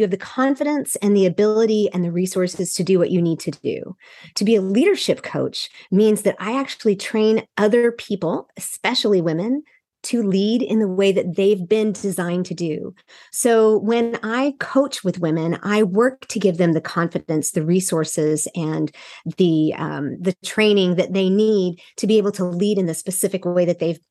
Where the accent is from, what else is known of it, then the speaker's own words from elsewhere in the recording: Seoul, South Korea; also born or lived in Texas / Wyoming; And I was born in East Texas. Then we moved to Wyoming for him to pastor. And then my parents went on the mission field in Seoul, Korea. So I was raised all my formative years and in Seoul, Korea, in an international community.